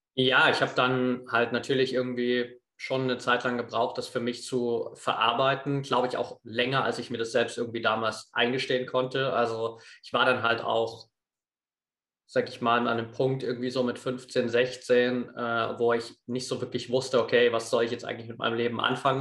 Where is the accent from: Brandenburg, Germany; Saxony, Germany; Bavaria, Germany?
Saxony, Germany; Eastern Ore Mountains; Ich bin auf einem, auf einem kleinen Dorf aufgewachsen im Osterzgebirge